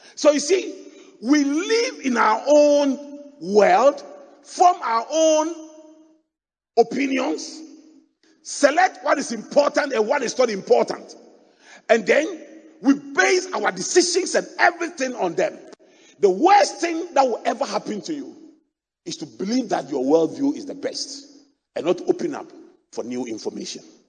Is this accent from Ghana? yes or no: yes; Accra, Greater Accra, Ghana; I grew up in Adabraka, opposite the mosque